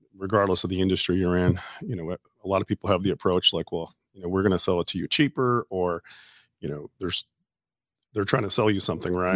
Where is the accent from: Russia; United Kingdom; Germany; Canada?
Canada; moved away as an adult; also born or lived in Wisconsin / Louisiana; now in Shreveport, United States; I grew up in Canada